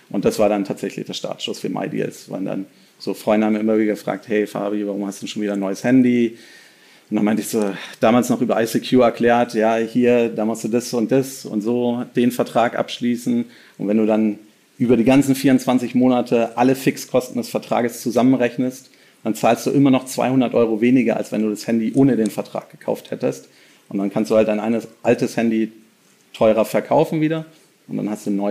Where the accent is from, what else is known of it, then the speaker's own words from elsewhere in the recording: Berlin, Germany; Ähm, also ich bin tatsächlich einer der wenigen äh, Berliner